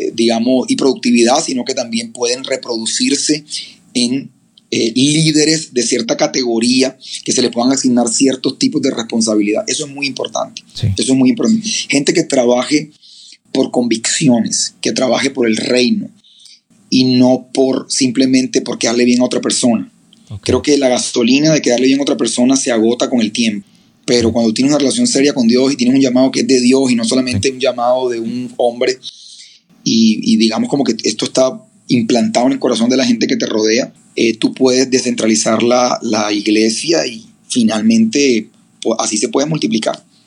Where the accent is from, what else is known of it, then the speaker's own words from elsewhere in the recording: Barranquilla, Atlántico, Colombia; soy de Barranquilla, Colombia, eh, en la costa colombiana